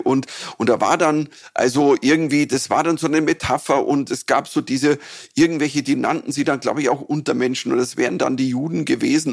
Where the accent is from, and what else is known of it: Bavaria, Germany; accent: Bavarian